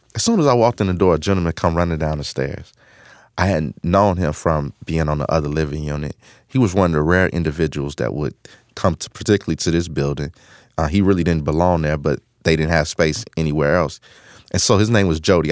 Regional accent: Chicago, Illinois, United States; I grew up in Chicago, um, on the South Side in a community called Woodlawn

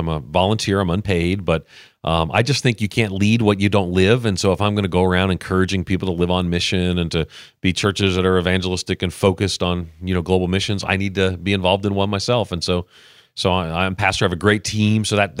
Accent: New York, United States; Yeah, well, you know, New York at the time in the 70s was kind of not in the best place.

